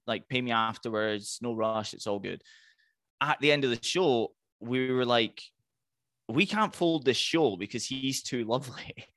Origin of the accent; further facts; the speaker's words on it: Highlands of Scotland, United Kingdom; I'm from the Highlands of Scotland